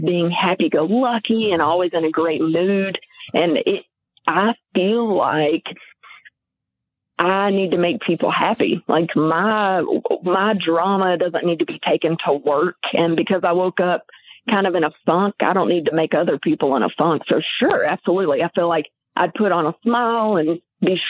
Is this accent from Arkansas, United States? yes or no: yes; White Hall, Arkansas, United States; also born or lived in Pine Bluff, Arkansas / Conway, Arkansas; I'm from the Pine Bluff area, but I went to junior high and high school in Whitehall.